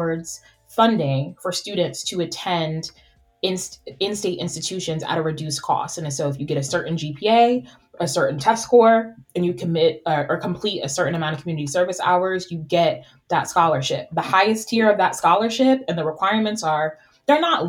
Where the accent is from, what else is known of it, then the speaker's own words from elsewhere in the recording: Northeast, United States; moved away; also born or lived in West Virginia / Florida; my family's from New York, we're from Boston, we're from Jersey